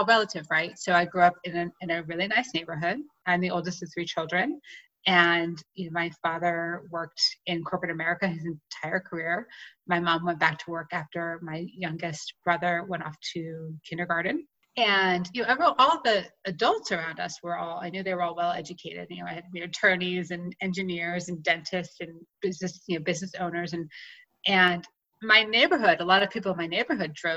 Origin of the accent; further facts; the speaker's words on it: Clinton, New Jersey, United States; now in Colorado, United States; I grew up in a small town in New Jersey called Clinton.